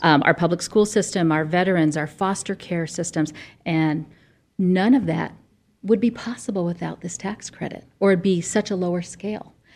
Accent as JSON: {"language": "English", "region": "Arizona", "country": "United States", "tie": "born or raised there"}